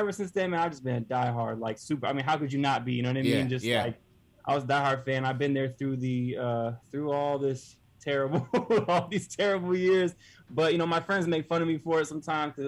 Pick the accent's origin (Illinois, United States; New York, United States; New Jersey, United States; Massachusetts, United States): New York, United States; Westchester; I'm from Westchester. My dad was an art professor at SUNY Purchase College. And, you know, I was a little kid.